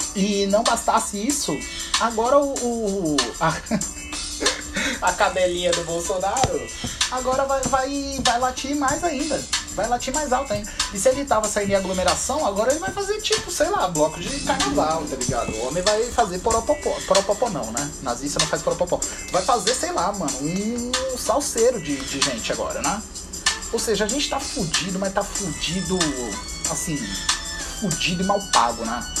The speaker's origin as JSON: {"language": "Portuguese", "region": "São Paulo", "country": "Brazil", "said": "Eu sou do, do Campo Limpo"}